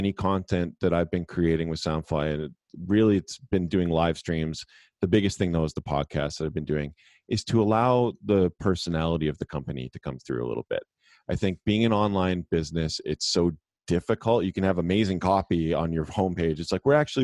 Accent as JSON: {"language": "English", "country": "Canada", "tie": "born or raised there", "said": "I grew up in Canada. We did have Much Music, which was like our MTV"}